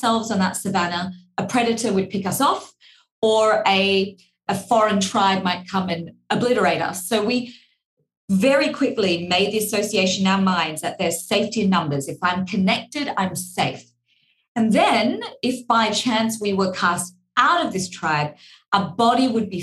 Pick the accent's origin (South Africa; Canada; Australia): Australia; accent: Australian; my Australian accent